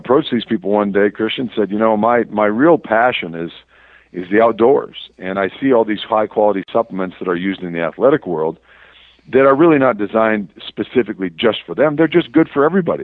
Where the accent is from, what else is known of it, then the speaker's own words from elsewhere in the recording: Verndale, Minnesota, United States; moved away as an adult; also born or lived in Kansas / South Carolina / Southern California; now in New Mexico, United States; I actually am from northern Minnesota, a little farming community called Verndale. My hometown is 400 folks